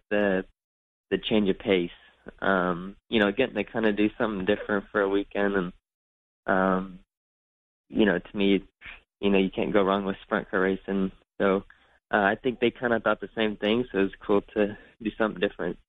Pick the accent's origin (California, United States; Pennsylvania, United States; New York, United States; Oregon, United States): California, United States; Northern; growing up in Northern California, we would always go to the Blue River Mill in Calistoga